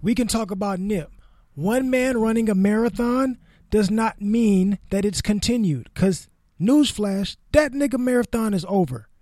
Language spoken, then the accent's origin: English; Los Angeles, California, United States; me growing up in South Central in the L A area